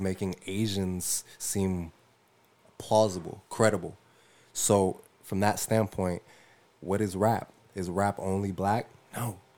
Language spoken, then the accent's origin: English; Tacoma, Washington, United States; I'm from Tacoma, Washington